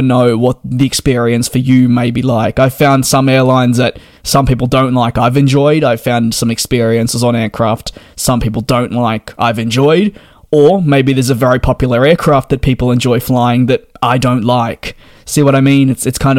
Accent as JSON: {"language": "English", "country": "Australia", "said": "I'm Australian"}